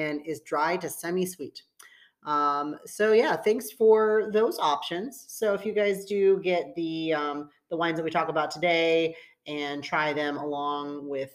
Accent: United States; I'm American

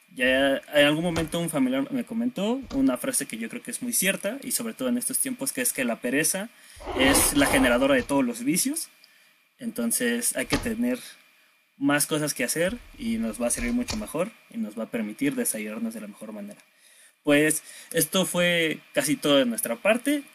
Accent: State of Mexico, Mexico; yo soy del Estado de México

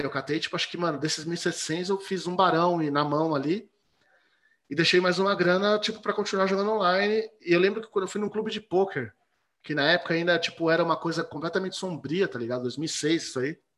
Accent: São Paulo, Brazil; moved away as an adult; now in Tatuí, Brazil; Zona Oeste, Butantã. Ali no Butantã. Cresci ali

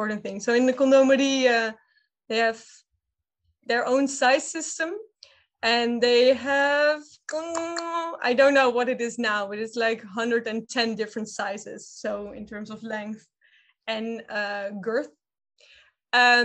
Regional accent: Amsterdam, North Holland, Netherlands; I grew up in the Red Light District in Amsterdam

